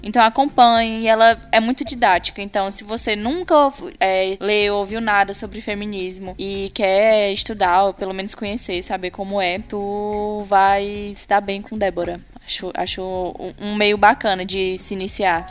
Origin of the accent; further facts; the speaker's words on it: Tauá, Ceará, Brazil; na minha cidade natal, que é Tauá, no Ceará